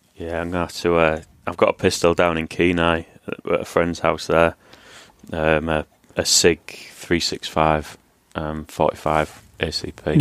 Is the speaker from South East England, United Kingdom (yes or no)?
no; Hull, Yorkshire and the Humber, United Kingdom; moved away as an adult; where I grew up in Hull